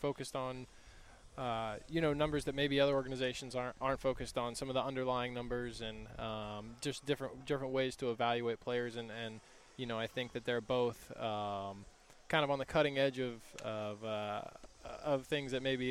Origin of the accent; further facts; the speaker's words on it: Philadelphia, Pennsylvania, United States; I grew up in the Philadelphia area